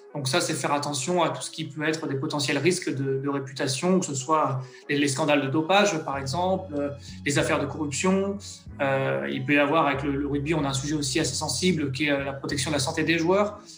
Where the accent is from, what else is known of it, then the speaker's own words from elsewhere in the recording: Soisy-sur-Seine, Île-de-France, France; je suis originaire, du coup, du quatre-vingt-onze, d'une petite ville qui s'appelle, euh, Sauzy-sur-Seine. C'est juste à côté d'Evry, qui est la préfecture, euh, de l'Essonne